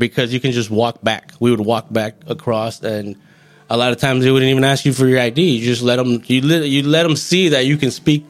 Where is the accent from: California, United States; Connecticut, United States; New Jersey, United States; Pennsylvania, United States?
California, United States; Goleta; Well, I'm from Santa Barbara County.